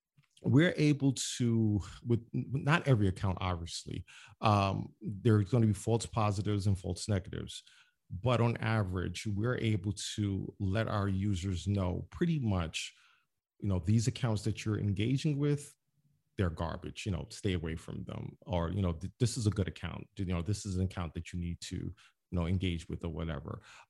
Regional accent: Brooklyn, New York, United States; I mean, a black kid, I'm from Brownsville, Brooklyn. I have a computer.

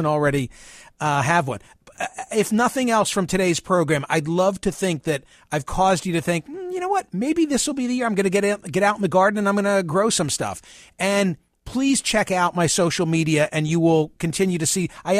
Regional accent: Doylestown, Pennsylvania, United States; They are based in my hometown. Can you imagine the town where I was born?

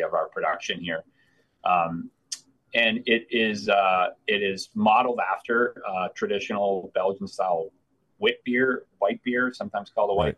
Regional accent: Vermont, United States; moved away as an adult; also born or lived in Missoula, Montana; now in Maine, United States; I'm from Vermont.

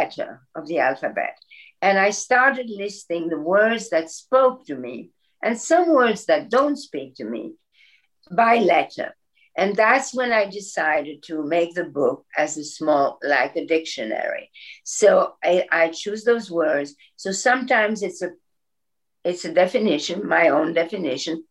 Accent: Belgium; moved away; I grew up in Belgium where everybody has blonde hair with bangs

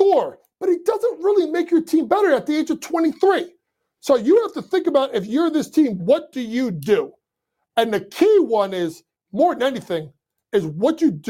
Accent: New York City, New York, United States; my hometown New York Knicks

